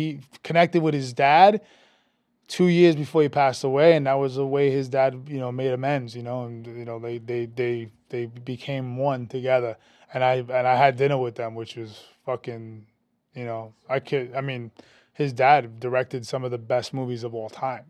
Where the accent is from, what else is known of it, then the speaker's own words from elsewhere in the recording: New York City, New York, United States; also born or lived in Brooklyn; I'm from Queens, so very similar to the world of Jersey